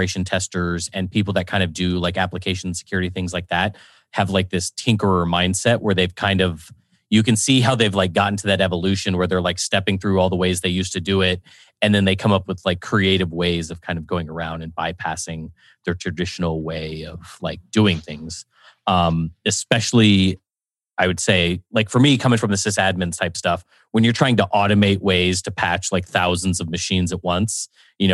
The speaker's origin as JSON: {"language": "English", "town": "San Antonio", "region": "Texas", "country": "United States", "said": "I'm originally from San Antonio"}